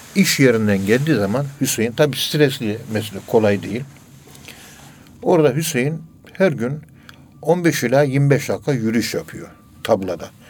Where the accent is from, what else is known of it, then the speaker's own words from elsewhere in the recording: Ankara, Turkey; Ankara'nın yerlisiyim ben. Ee, Kayabaşı Mahallesi, Direkli Sokak'ta oturuyoruz.